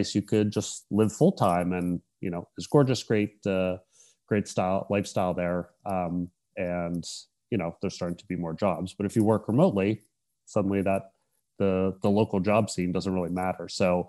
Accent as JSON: {"language": "English", "region": "Pennsylvania", "country": "United States", "also_born_or_lived": "San Francisco", "said": "So I'm originally from Pennsylvania, kind of near Pittsburgh."}